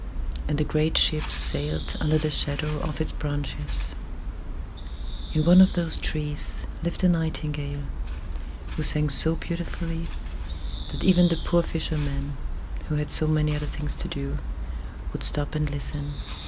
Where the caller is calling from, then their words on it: Vienna, Austria; I'm reading from Vienna at about 6 o'clock in the morning.